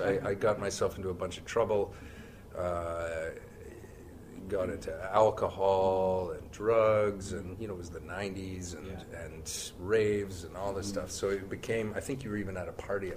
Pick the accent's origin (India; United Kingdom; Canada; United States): Canada; Brantford, Ontario; I grew up there. Uh, yeah, it was uh, the thriving metropolis of Brantford, Ontario